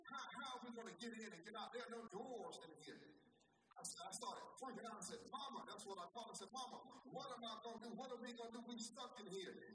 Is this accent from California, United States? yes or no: no; Vidalia, Georgia, United States; I'm from Vidalia, Georgia.